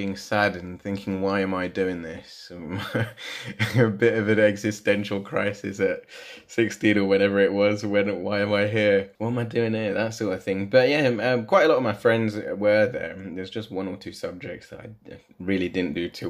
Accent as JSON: {"language": "English", "town": "Leicester", "region": "East Midlands", "country": "United Kingdom", "tie": "born or raised there", "said": "Born and bred in Leicester. Grew up in a small terraced house."}